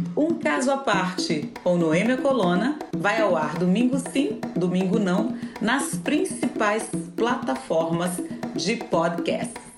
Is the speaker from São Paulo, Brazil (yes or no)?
no; Brasília, Federal District, Brazil; also born or lived in Germany; Eu sou de Brasília